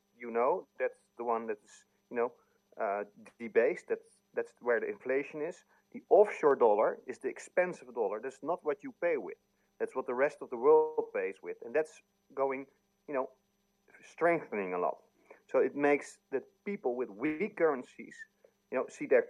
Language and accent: English; Netherlands; I'm from Holland